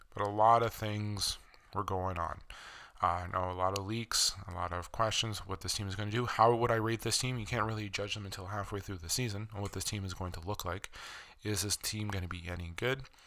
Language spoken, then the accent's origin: English; Canada; as a Canadian